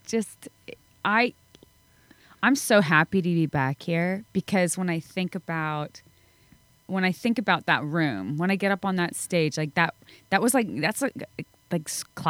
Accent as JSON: {"language": "English", "town": "Bozeman", "region": "Montana", "country": "United States", "tie": "born or raised there", "said": "Bozeman's my hometown."}